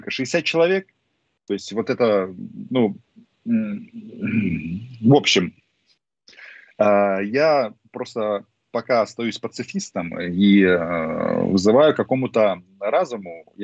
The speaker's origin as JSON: {"language": "Russian", "country": "Ukraine", "first_language": "Russian", "said": "я по-русски да. вообще говорю идеально. Почему? Потому что это мой родной язык. Но дело в том, что вот таких людей, как я, с политической самоидентификацией украинской очень много."}